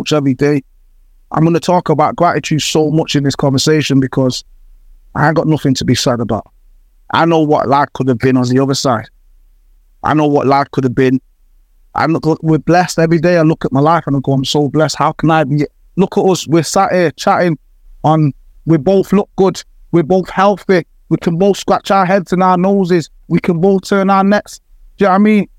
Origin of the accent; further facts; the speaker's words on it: Jamaica; moved away; also born or lived in Manchester, United Kingdom; I was born in Jamaica